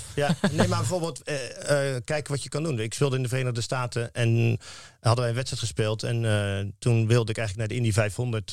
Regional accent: Rotterdam, South Holland, Netherlands; als Rotterdammer

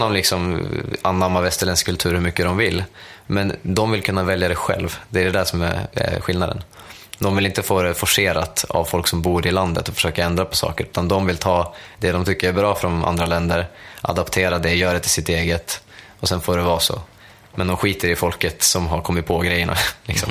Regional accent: Sweden; jag är fortfarande svensk

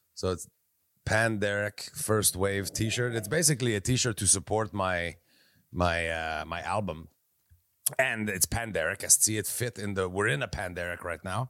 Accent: Quebec, Canada; I'm from Quebec

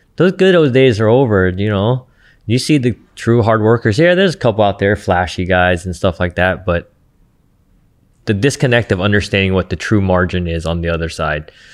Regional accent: Santa Ana, California, United States; I'm from Santa Ana

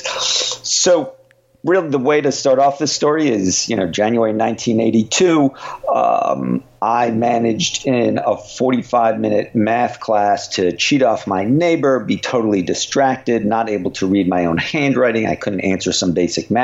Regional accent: United States; because I live here and you know, grew up here and so feel, you know, I am really American

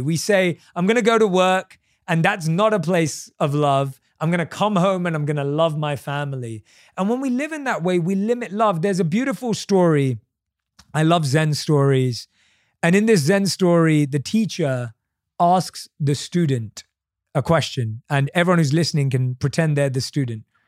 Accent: United Kingdom

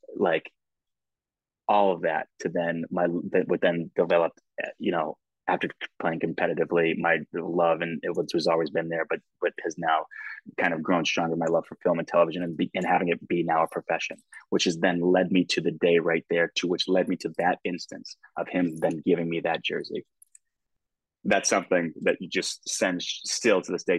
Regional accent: United States; as an American, you know, soccer fan, football fan from here

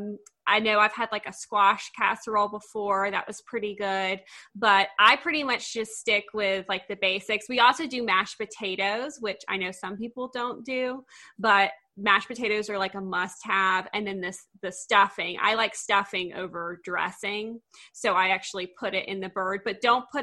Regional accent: Augusta, Georgia, United States; now in Tennessee, United States; I was raised in Augusta, Georgia, which is like the heart of the South. And now I live in Tennessee

